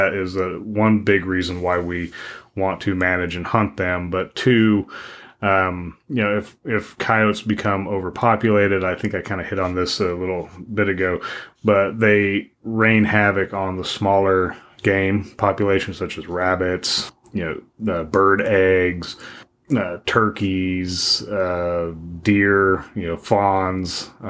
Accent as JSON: {"language": "English", "region": "Wyoming", "country": "United States", "tie": "born or raised there", "said": "where I grew up in Wyoming, if we were driving out in the back country"}